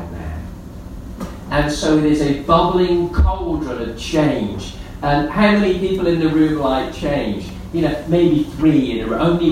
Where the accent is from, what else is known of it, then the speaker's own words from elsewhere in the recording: Gibraltar; moved away; I grew up in Gibraltar